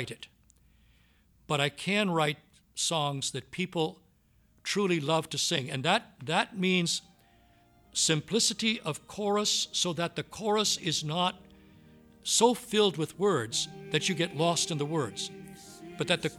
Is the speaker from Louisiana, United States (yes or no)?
yes; Southwest Louisiana, United States; I grew up in Southwest Louisiana, and the music that I grew up on was the Cajun style music